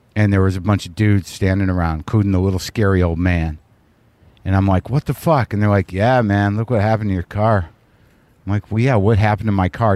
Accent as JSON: {"language": "English", "region": "New Mexico", "country": "United States", "tie": "born or raised there", "said": "I grew up in New Mexico"}